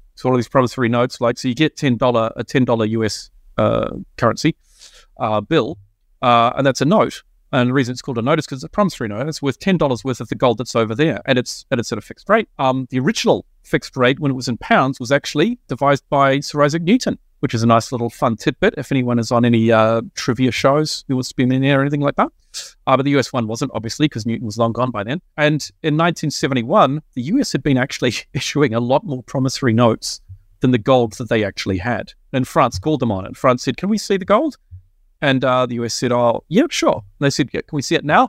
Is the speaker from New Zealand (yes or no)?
yes; New Zealand; now in Australia; I'm a Kiwi